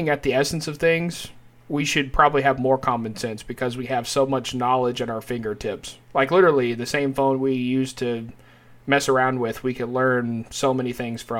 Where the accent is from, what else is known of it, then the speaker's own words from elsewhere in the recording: United States; people from the United States